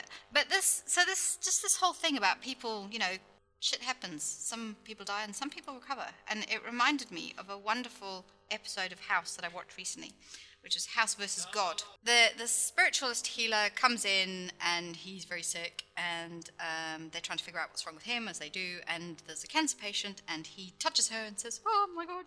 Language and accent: English; United Kingdom; as a Brit